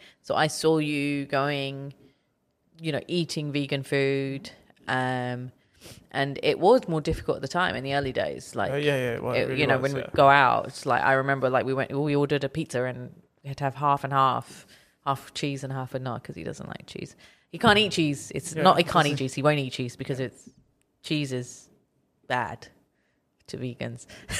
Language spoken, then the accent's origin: English; United Kingdom; everybody who knows me knows how much I don't like Lewis Hamilton, despite being British.